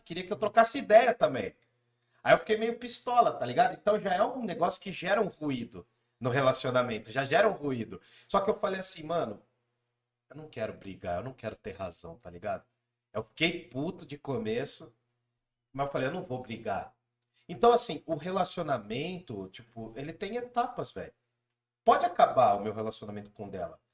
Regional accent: Jundiaí, São Paulo, Brazil; Nós somos de Jundiaí

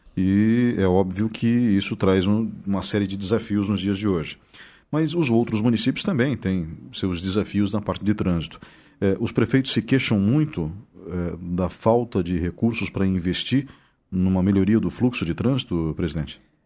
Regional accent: Blumenau, Santa Catarina, Brazil; now in Ponta Grossa, Brazil; Eu sou ponta grossense, porque eu moro aqui há mais de 30 anos, mas eu nasci em Blumenau

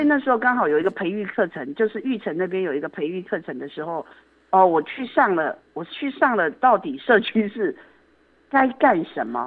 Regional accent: Yilan County, Taiwan; also born or lived in Taipei; now in Luodong, Taiwan; 我是宜兰人，哦。所以我自己的爸妈是在宜兰市

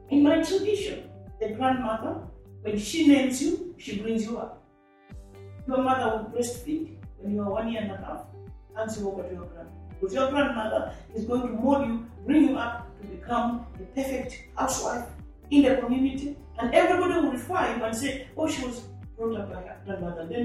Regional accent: Malawi; And so I was born in Malawi 67 years ago

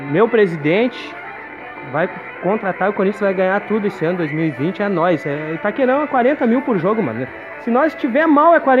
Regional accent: São Paulo, Brazil; É que eu sou da Zona Leste ali, entendeu?

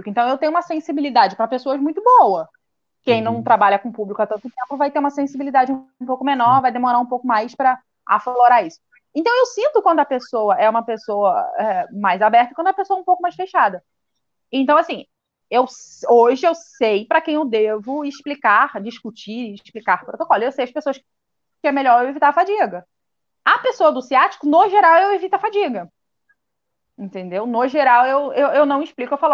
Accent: Casimiro de Abreu, Rio de Janeiro, Brazil; Sou de Casimiro de Abreu, é no Rio de Janeiro, é no interior. Fica na região dos lagos.

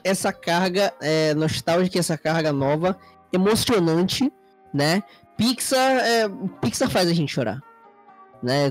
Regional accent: Manaus, Amazonas, Brazil; aqui em Manaus

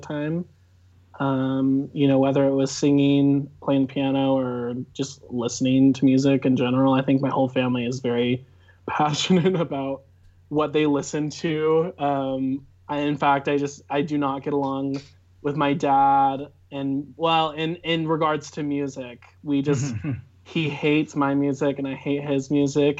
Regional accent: Cedar Hills, Utah, United States; I'm from Cedar Hills, Utah. Lived here my whole life in the same house

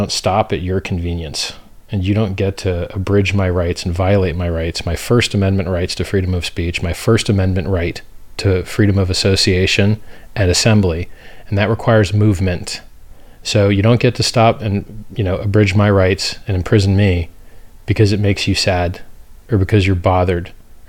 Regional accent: United States; I'm from America

